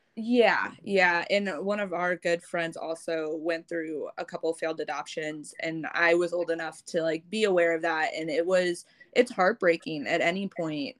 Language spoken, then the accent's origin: English; St. Louis, Missouri, United States; also born or lived in Vietnam; I've been in America, living in St. Louis since I was six weeks old